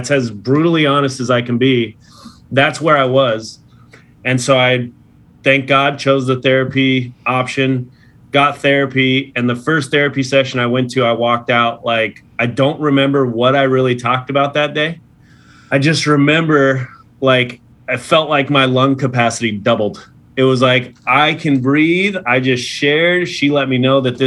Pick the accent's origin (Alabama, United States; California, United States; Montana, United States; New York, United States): California, United States; Los Angeles; my hometown Dodgers